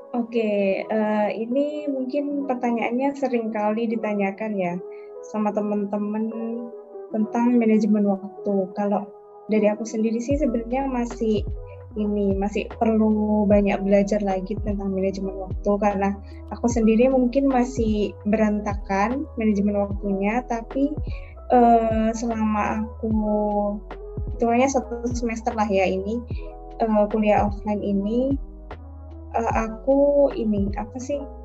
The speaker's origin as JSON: {"language": "Indonesian", "town": "Banyuwangi", "region": "East Java", "country": "Indonesia", "moved": "as an adult", "lives_now": "Jember, Indonesia", "said": "Kalau aku sendiri dari Banyuwangi"}